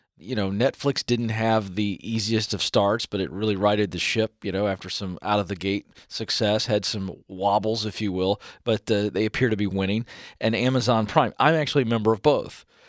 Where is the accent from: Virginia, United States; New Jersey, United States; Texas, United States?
Virginia, United States; coast of; I'm a Southerner, all right? Grew up on the coast of Virginia